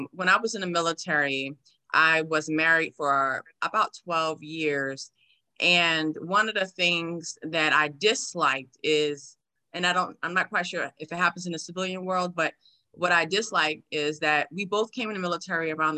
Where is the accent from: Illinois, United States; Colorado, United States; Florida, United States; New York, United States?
New York, United States; New York City; moved away as an adult; now in San Antonio, United States; Born and raised in New York City